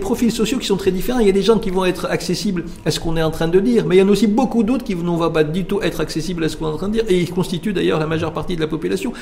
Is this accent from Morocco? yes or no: yes; Morocco; chez nous au Maroc